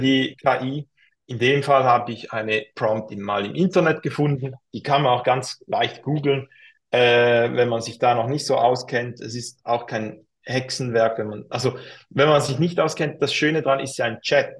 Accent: Switzerland; accent: Swiss German; für mich als Schweizer

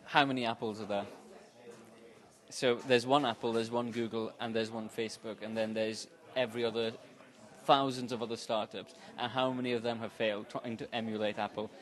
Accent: India; moved away as an adult; now in Manchester, United Kingdom; I'm from India, half Portuguese, half Indian. Um, I moved to Manchester about four years ago.

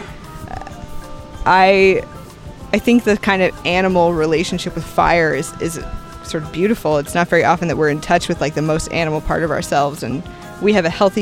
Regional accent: United States

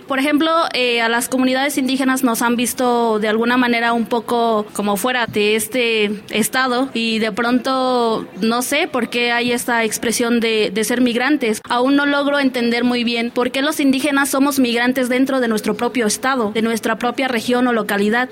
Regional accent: Mexico; yo soy parte de este país

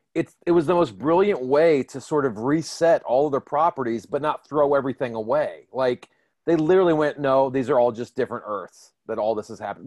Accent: Washington, District of Columbia, United States; moved away; my hometown of Washington DC.

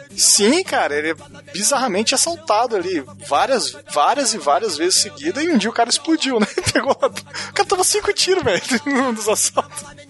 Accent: Paraná, Brazil; Eu sou do Paraná e eu, eu tenho orgulho do... de ser da Rússia brasileira.

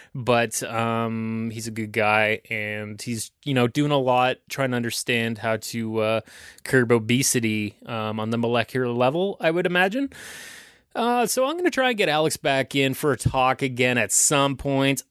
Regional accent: Aurora, Ontario, Canada; I grew up in Aurora

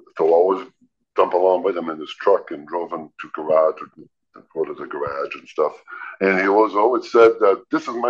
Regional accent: New Brunswick, Canada; also born or lived in Georgetown, Ontario; I grew up in the Maritime, I'm a Maritimer and I'm an Acadian, but from New Brunswick

